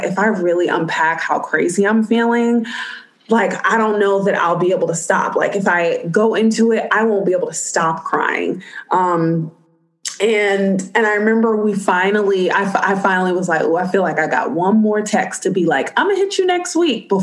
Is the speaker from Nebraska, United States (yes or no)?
no; New York City, New York, United States; as a native New Yorker